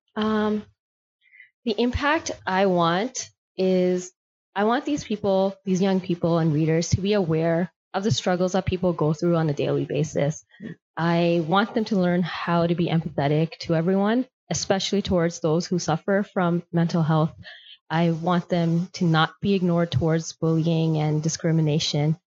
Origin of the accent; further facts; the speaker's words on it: Toronto, Ontario, Canada; I grew up right here in Scarborough, spent all of my childhood here